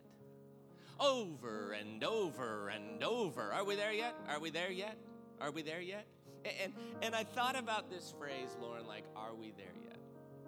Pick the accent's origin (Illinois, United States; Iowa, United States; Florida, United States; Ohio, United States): Illinois, United States; Granite City; my family, who I grew up in Granite City, Illinois, outside of St. Louis